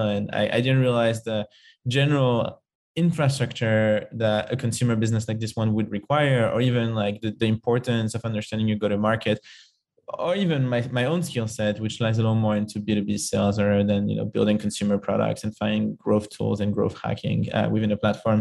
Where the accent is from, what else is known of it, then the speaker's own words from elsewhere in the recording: Paris, Île-de-France, France; moved away; I'm from Paris originally and lived in lots of different countries.